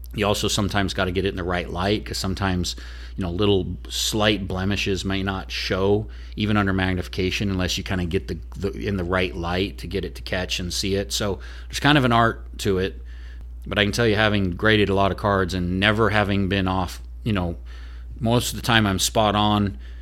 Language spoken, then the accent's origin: English; Oregon, United States; now in Nashville, United States; I'm originally from Oregon